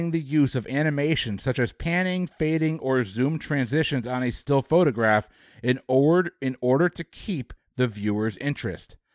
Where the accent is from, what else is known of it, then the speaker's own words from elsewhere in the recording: Texas, United States; yeah. as a Texan